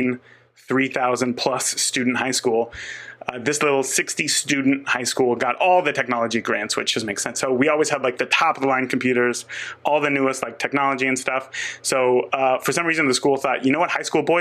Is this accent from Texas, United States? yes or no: no; Northern California, United States; now in Indiana, United States; I grew up in Northern California